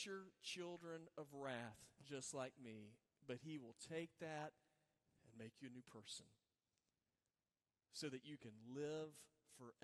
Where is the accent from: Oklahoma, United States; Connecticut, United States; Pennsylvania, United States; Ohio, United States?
Oklahoma, United States; moved away; I grew up in Oklahoma